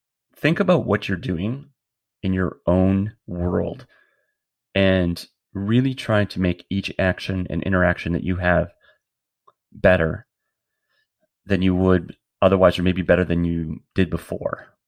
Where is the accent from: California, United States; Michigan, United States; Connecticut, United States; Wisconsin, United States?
Wisconsin, United States; moved away; also born or lived in San Francisco; a young gay man growing up in Wisconsin, eventually moving to San Francisco